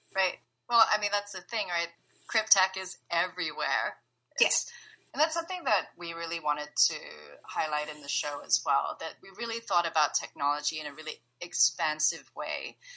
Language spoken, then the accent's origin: English; Singapore; also born or lived in San Francisco Bay Area, California; now in Bay Area, United States; I'm currently based in the Bay Area, but I'm originally from Singapore